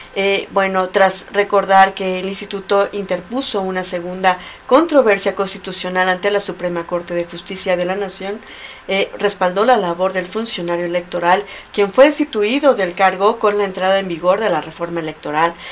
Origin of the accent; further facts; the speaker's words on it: Mexico; como mexicanos